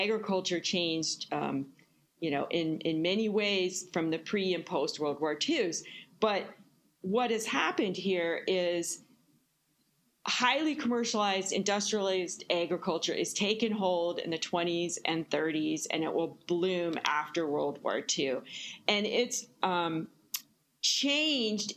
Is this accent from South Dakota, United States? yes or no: yes; Mitchell, South Dakota, United States; I grew up in Mitchell, South Dakota